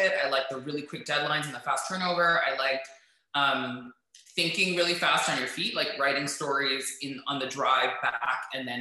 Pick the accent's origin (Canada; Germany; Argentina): Canada; Toronto, Ontario; I'm from Toronto, right? Yeah. I grew up at like Jane and Finch until I was around 7, and then I moved to like the Bathurst and Finch area, which is so North Yorks